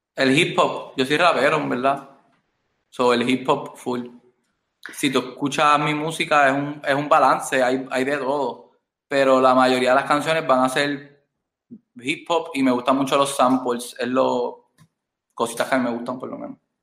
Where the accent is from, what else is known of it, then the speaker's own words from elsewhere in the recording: Ponce, Puerto Rico; also born or lived in Bronx, New York, United States; Yo soy de Ponce, Puerto Rico.